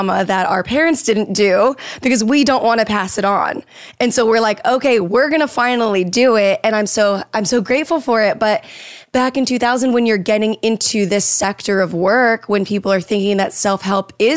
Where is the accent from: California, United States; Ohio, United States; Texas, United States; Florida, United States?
Florida, United States; now in Los Angeles, United States; I grew up in Florida, and I feel like now I live